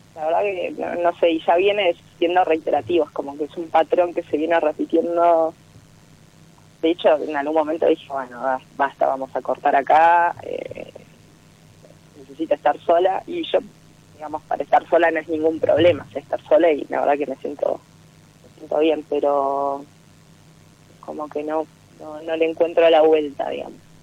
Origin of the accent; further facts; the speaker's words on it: Bariloche, Río Negro, Argentina; De Bariloche.